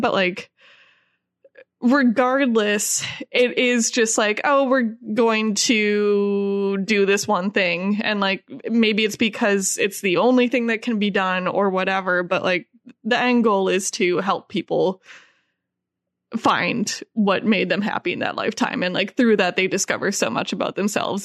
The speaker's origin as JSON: {"language": "English", "region": "Midwest", "country": "United States", "said": "we're both from the Midwest"}